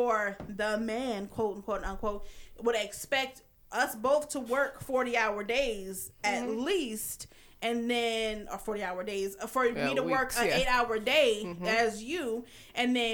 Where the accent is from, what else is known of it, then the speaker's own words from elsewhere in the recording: the South, United States; I grew up in the South